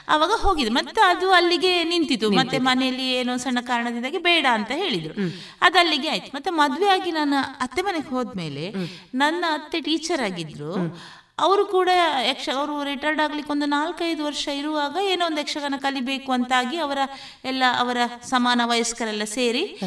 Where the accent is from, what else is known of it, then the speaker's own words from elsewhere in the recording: Shankaranarayana, Karnataka, India; moved away as an adult; also born or lived in Shivamogga; now in Puttur, India; ನಾನು ಹುಟ್ಟಿದ್ದು ಕುಂದಾಪುರದ ಶಂಕರ್ ನಾರಾಯಣ ಎನ್ನುವಂತ ಪುಟ್ಟಹಳ್ಳಿಯಲ್ಲಿ